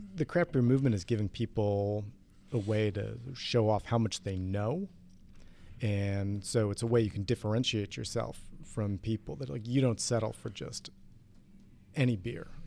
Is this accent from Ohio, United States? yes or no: yes; Ohio, United States; I grew up in Ohio